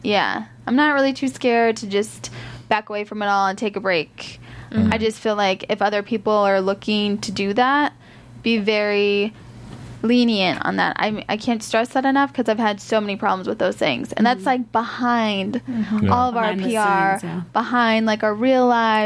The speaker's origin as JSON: {"language": "English", "region": "Iowa", "country": "United States", "tie": "born or raised there", "moved": "as an adult", "said": "I'm from Iowa. I had a great childhood growing up, and I was very happy there"}